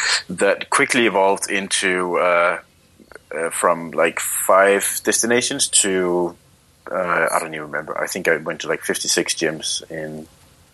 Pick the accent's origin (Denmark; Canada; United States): Denmark; Copenhagen, Capital Region of Denmark; I'm from Copenhagen, Denmark